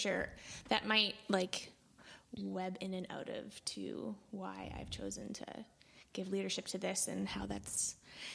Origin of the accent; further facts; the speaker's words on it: Altona, Manitoba, Canada; also born or lived in Winnipeg; I grew up in Altona. I've lived in Altona most of my life other than pursuing post-secondary in Winnipeg.